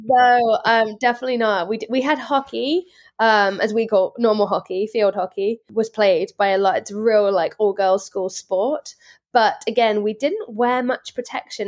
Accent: Worcestershire, West Midlands, United Kingdom; moved away as an adult; now in United States; I grew up in Worcestershire, England

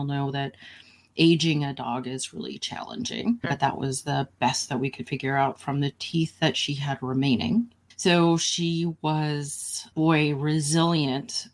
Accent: Santa Cruz, California, United States; also born or lived in San Francisco; I grew up in Santa Cruz and left Santa Cruz when I was 18, moved to San Francisco

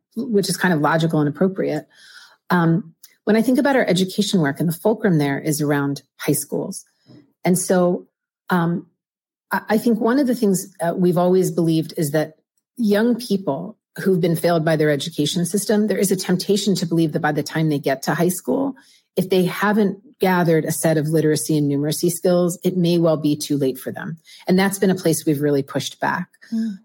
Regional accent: Pennsylvania, United States; also born or lived in Philadelphia suburbs, Pennsylvania / Pittsburgh suburbs, Pennsylvania; I grew up in Pennsylvania, half of my life in the eastern side of Pennsylvania, the suburbs of Philadelphia, half in the western side of um, Pennsylvania, the suburbs of Pittsburgh

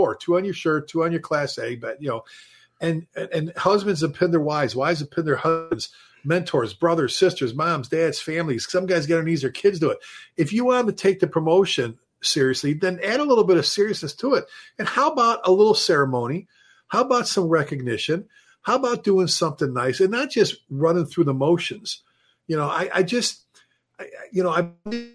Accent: Texas, United States; we're from Texas

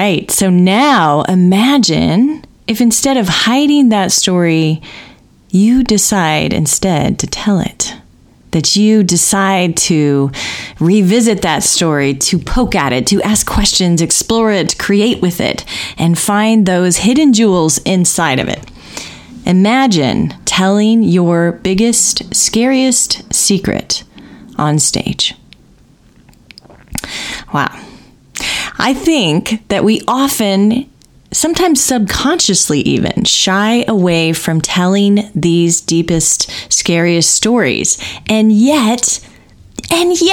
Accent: Indiana, United States; now in Bay Area, United States; I'm growing up in Indiana.

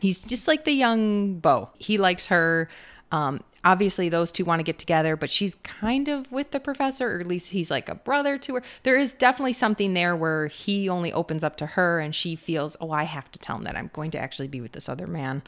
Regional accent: Minnesota, United States; We're from Minnesota

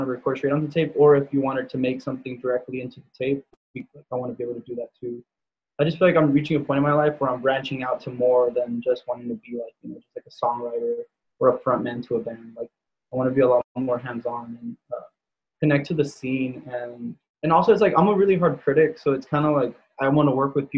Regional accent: Pomona, California, United States; now in Glen Avon, United States; I'm from Pomona

